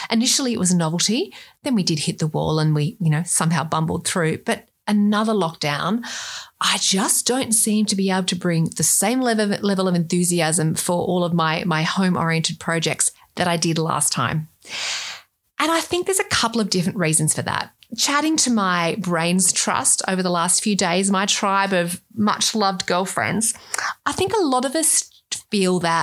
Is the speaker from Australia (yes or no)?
yes; Australia; accent: Australian; with my accent, you can tell I'm Australian